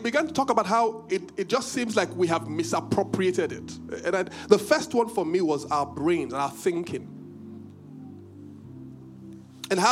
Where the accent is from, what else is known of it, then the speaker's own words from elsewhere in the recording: Benin; I'm from Benin